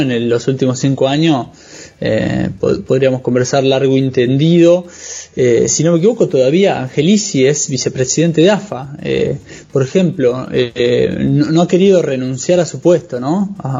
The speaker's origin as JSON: {"language": "Spanish", "country": "Argentina", "moved": "yes"}